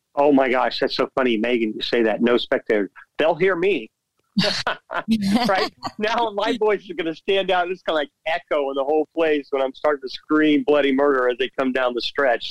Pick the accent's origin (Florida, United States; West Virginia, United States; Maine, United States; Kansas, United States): Florida, United States; Orlando; Orlando, my hometown